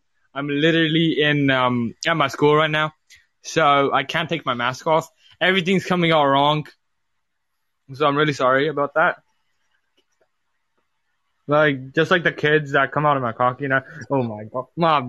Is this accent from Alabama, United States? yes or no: yes; Alabama, United States; I'm not. I'm actually not. I'm actually from Alabama.